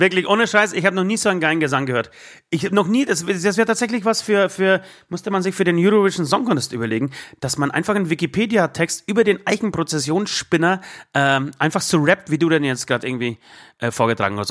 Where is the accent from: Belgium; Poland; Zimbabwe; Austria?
Poland; now in Germany; in Polen, in dem Nachbarland, auch 2020, in meinem Geburtsland